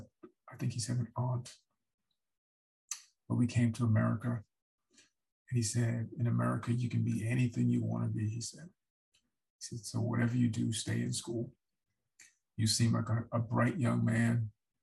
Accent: New York City, New York, United States; I grew up in New York City, and specifically, I grew up in the Bronx

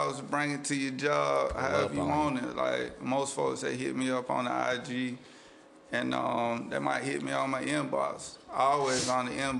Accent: South Carolina, United States

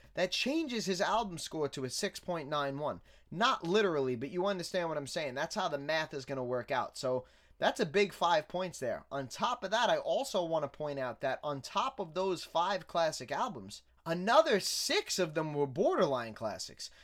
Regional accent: New York City, New York, United States; I grew up in Staten Island

